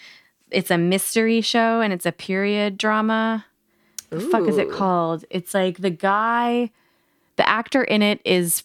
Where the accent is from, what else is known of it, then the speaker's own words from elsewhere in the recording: Minneapolis, Minnesota, United States; But like in my town where I grew up in Minneapolis, where football doesn't matter